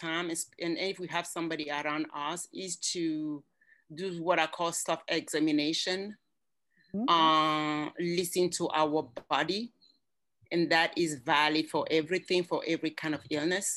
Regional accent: Cameroon; moved away as an adult; also born or lived in Germany / Johnson City, Tennessee; now in United States; I'm from Cameroon. That is where my accent comes from.

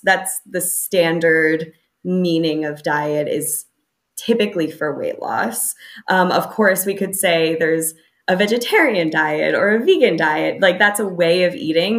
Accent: United States; moved away; growing up in the United States, especially, I grew up in kind of a standard American suburban

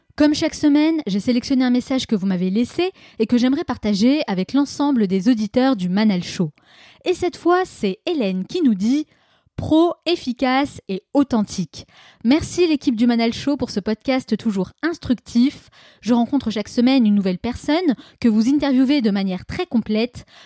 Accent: France; en tant que Français

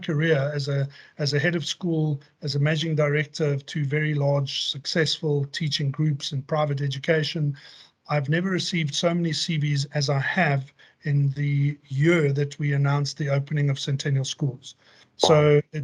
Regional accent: Johannesburg, Gauteng, South Africa; Joburg born and bred. That's been, you know, that's my hometown. I've lived here my entire life

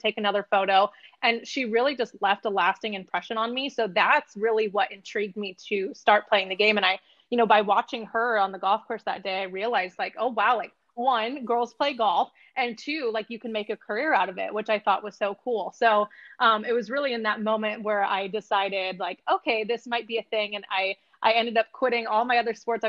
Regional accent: El Dorado Hills, California, United States; where I grew up in El Dorado Hills, California

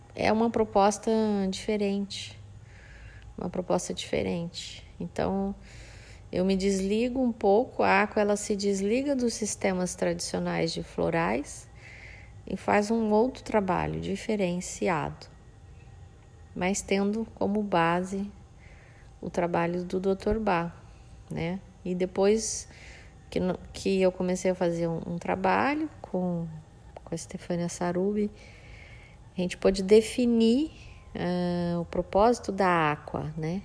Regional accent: Campo Grande, Mato Grosso do Sul, Brazil; now in Bonito, Brazil; Que eu sou de Campo Grande, nasci em Campo Grande, Mato Grosso do Sul

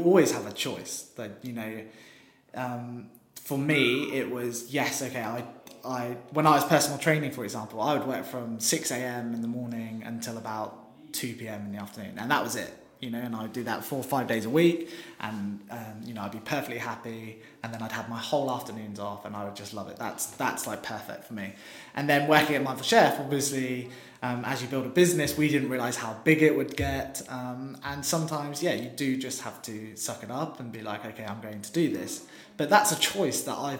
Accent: West Country, South West England, United Kingdom; now in London, United Kingdom; we're all from the West Country

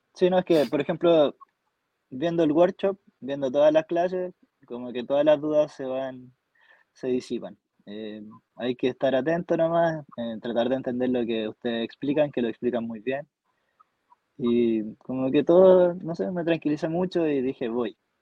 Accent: Temuco, Araucanía, Chile; moved away as an adult; now in Alto Hospicio, Chile; actualmente estoy viviendo en Alto Hospicio, pero soy originario de Temuco

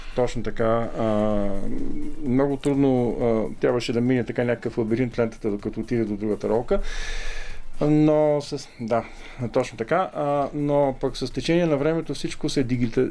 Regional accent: Sliven, Sliven Province, Bulgaria; moved away; град Сливен, където, откъдето съм и аз всъщност, нямаше такъв клуб

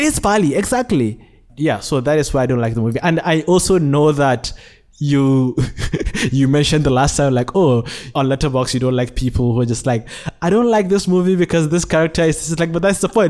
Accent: Nigeria; born or raised there; now in Malaysia

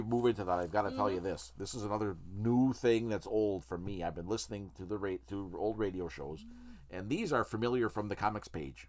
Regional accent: Upper Midwest, United States; accent: upper Midwest; identified my voice as having this dialect from the upper Midwest.

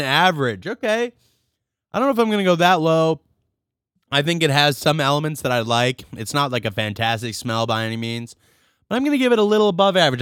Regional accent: Rochester, New York, United States; I'm from Rochester

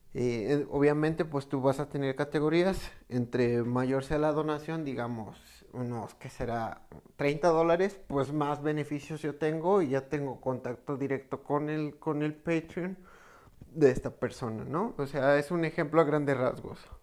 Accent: Mexico; en México, que es de donde soy

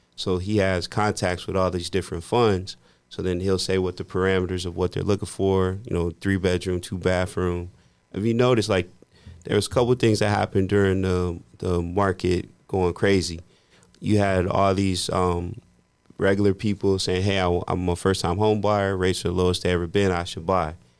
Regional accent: Midwest, United States; I grew up in the Midwest

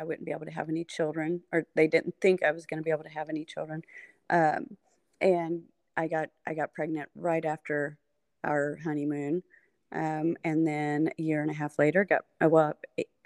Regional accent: Evansville, Indiana, United States; also born or lived in Lafayette, Indiana; I grew up in Evansville and, then I went to Purdue

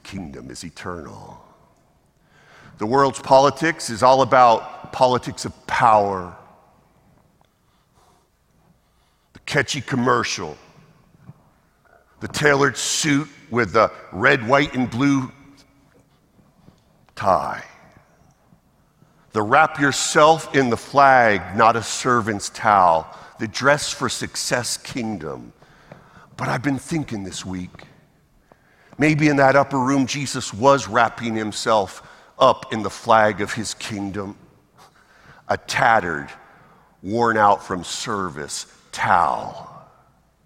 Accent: Massachusetts, United States; moved away; also born or lived in the South; I'm American, born in Massachusetts. I'm sorry, I was a Yankee once, forgive me, here in the South

